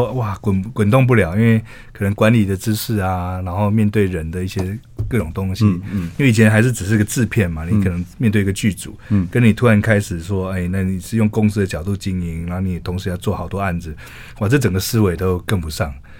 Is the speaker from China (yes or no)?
no; Nantou County, Taiwan; 对，我南投人，南投。